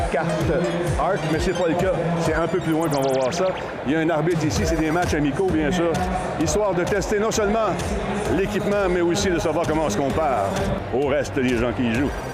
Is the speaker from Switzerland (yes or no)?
no; Canada; on vient du Canada